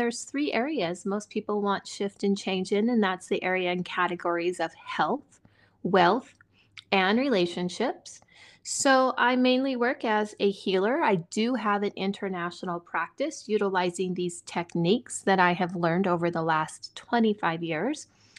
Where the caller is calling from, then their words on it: Montana, United States; I am in Montana in the United States.